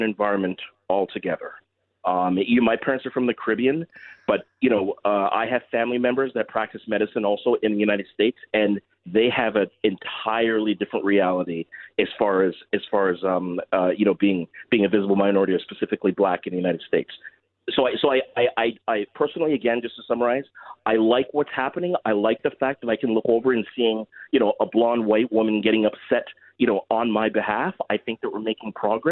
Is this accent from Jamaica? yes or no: no; Mississauga, Ontario, Canada; now in Toronto, Canada; We grew up in Mississauga, an old Meadowvale.